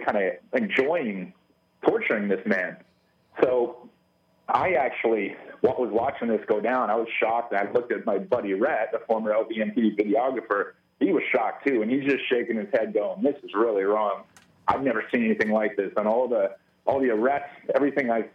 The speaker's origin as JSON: {"language": "English", "region": "California", "country": "United States", "said": "I said, \"California.\""}